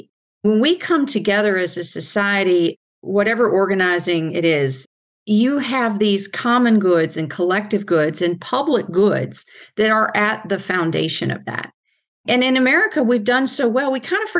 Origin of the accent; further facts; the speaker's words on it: Louisville, Kentucky, United States; I'm a girl from Louisville, Kentucky